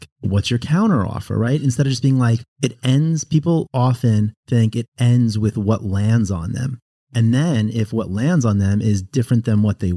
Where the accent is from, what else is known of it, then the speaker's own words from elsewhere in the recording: Long Island, New York, United States; also born or lived in Southern California; now in North Carolina, United States; I grew up like in Long Island